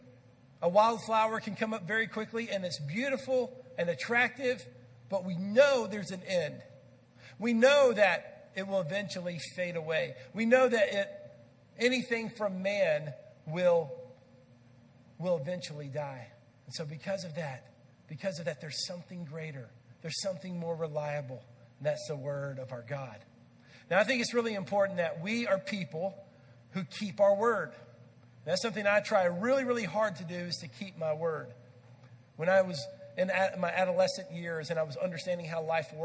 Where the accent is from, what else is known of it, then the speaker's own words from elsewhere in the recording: Texas, United States; I grew up in Texas